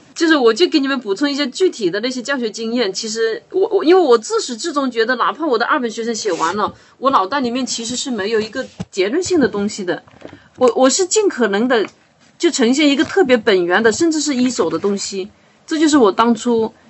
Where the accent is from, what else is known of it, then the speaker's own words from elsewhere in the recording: Hunan, China; moved away as an adult; now in Guangdong, China; 因为我老家是湖南的嘛。我到广东生活了快二十年以后